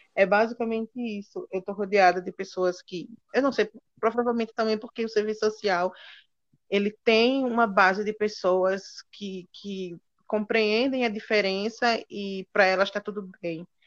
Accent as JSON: {"language": "Portuguese", "region": "Alagoas", "country": "Brazil", "moved": "as an adult", "lives_now": "Cuiabá, Brazil", "said": "eu tenho 30 anos, sou alagoano"}